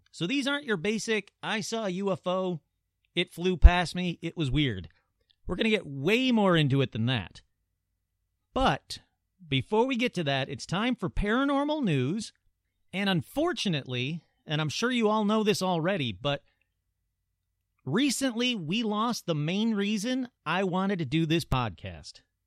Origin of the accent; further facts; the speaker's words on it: Michigan, United States; Sault Ste. Marie, Michigan, my home state